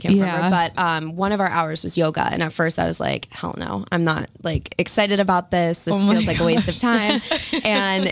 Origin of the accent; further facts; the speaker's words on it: Acushnet, Massachusetts, United States; moved away as an adult; also born or lived in San Diego; I'm from Acushnet. You have likely never heard of it. It's a small town. It's a farm town.